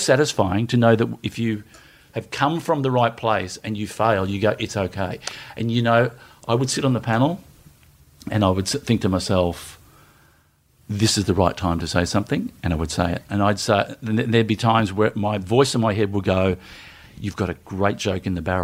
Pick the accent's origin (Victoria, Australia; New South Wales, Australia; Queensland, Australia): Victoria, Australia; Melbourne; I grew up in the northern suburbs of Melbourne, Strathmore, which is one stop short of Oak Park, and then Glenroy, and then Broadmeadows